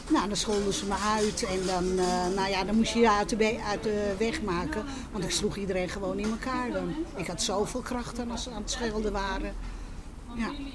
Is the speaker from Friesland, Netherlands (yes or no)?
no; Amsterdam, North Holland, Netherlands; also born or lived in Westerbork; ik ben geboren in de Zwanenburgerstraat, dus midden in de Jodenbuurt